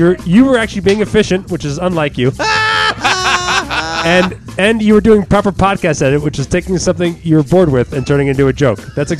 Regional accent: Red Bank, New Jersey, United States; Red Bank, New Jersey, my hometown.

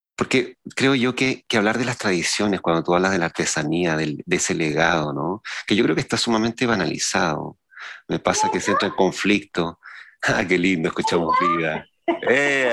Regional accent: San Antonio, Valparaíso, Chile; los que veníamos de San Antonio

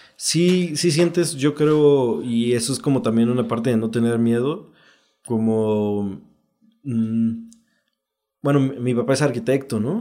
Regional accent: Oaxaca, Mexico; also born or lived in Juchitán, Oaxaca; yo soy del Istmo de Juchitán, pero crecí aquí en Oaxaca

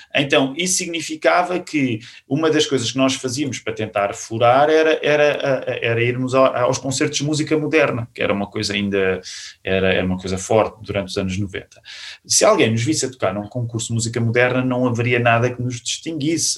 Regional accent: Queluz, Lisbon, Portugal; nós crescemos na Igreja Batista de Queluz

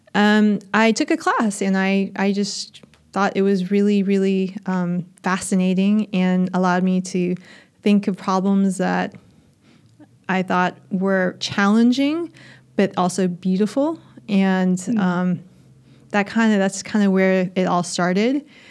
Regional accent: United States; accent: American; moved away as an adult; now in Australia; You can probably tell from my accent that I'm American

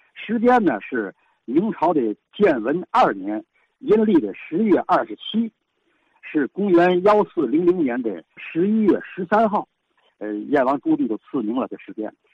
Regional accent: Tianjin, China; 咱们天津卫

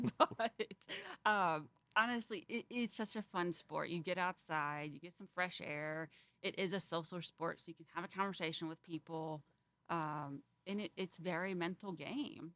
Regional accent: Fort Wayne, Indiana, United States; I grew up in Fort Wayne, Indiana

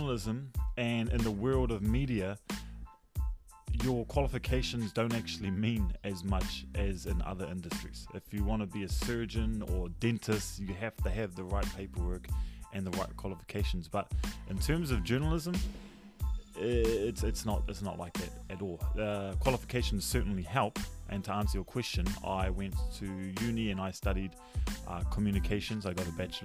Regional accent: Tauranga, Bay of Plenty, New Zealand; I am from Tauranga Moana

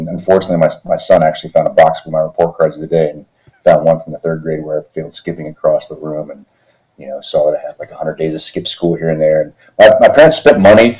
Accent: Texas, United States; also born or lived in Philippines; So I grew up in the Air Force, and grew up in Texas for the most part. I mean, I was born in the Philippines, but I claim Texas as my home because that's where I spent the majority of my young life.

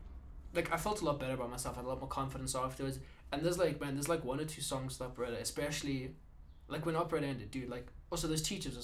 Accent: South Africa; I'm from South Africa, dude.

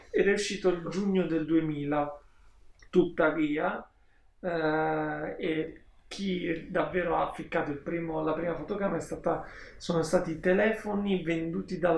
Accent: Southern Italy, Italy

